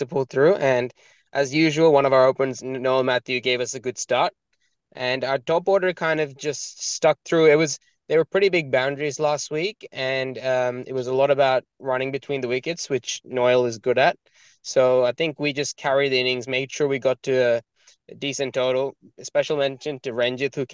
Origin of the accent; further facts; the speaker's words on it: Kerala, India; now in Australia; We're all from Kerala, which is in South India, so we're not far from Sri Lanka.